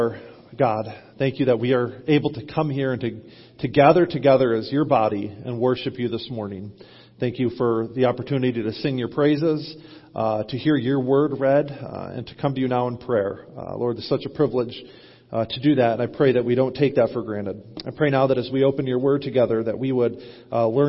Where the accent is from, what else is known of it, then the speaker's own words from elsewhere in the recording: United States; we as American Christians